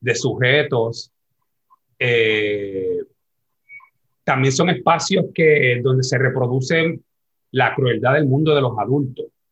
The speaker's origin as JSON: {"language": "Spanish", "town": "San Juan", "country": "Puerto Rico", "tie": "born or raised there", "said": "nacido criado aquí en Barrio Obrero"}